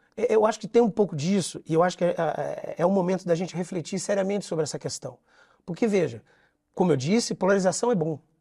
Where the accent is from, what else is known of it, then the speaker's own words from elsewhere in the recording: São Paulo, Brazil; moved away as an adult; now in Rio de Janeiro, Brazil; eu sou, sou, sou, paulista, mas estou no Rio de Janeiro desde que passei no concurso público.